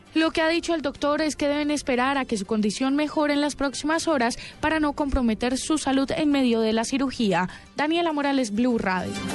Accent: Llanero, Meta, Colombia; sí somos llaneros

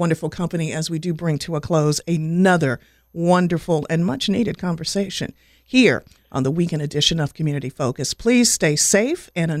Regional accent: Washington, District of Columbia, United States; also born or lived in the Carolinas; now in North Carolina, United States; I've lived in the Carolinas for a long time. I'm originally from Washington, D.C.

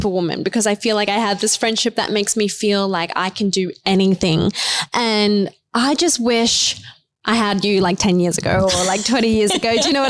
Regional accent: New Zealand; also born or lived in India; For me, I was born in India. Then we moved to a really, really low socioeconomic place in New Zealand next to a maximum security prison

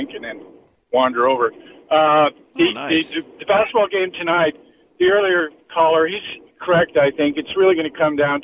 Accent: Winnipeg, Manitoba, Canada; my hometown in Winnipeg, Manitoba

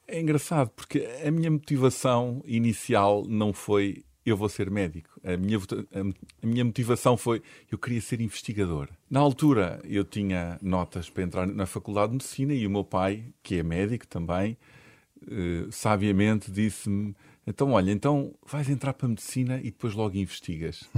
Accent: Portugal; nós em Portugal

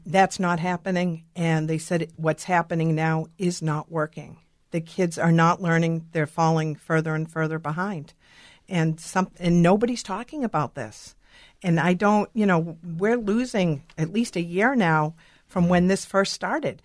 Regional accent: Boston, Massachusetts, United States; now in Minnesota, United States; I'm originally from Boston

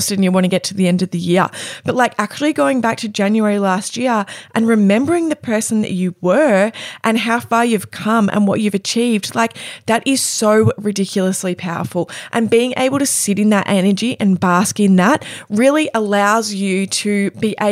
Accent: Cape Paterson, Victoria, Australia; Cape Patterson, my hometown

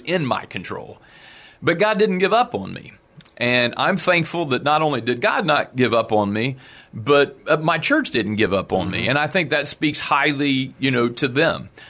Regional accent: South Point, Ohio, United States; moved away as an adult; also born or lived in West Virginia / Beaver Falls, Pennsylvania; I grew up in in Southern Ohio on a little farm.

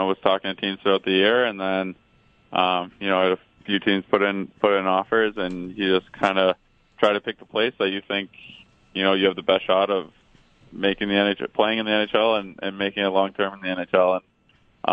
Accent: Toronto, Ontario, Canada; as a kid growing up in Toronto

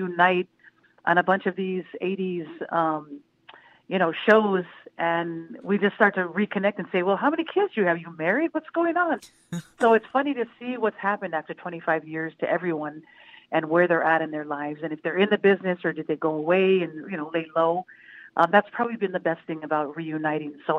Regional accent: Minnesota, United States; we grew up in Minnesota right next door

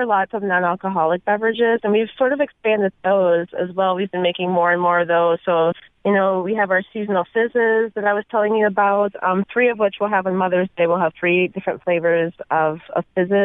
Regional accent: Milwaukee, Wisconsin, United States; now in Seattle, United States; I'm a Midwest transplant, actually. So I'm from Milwaukee, Wisconsin, originally

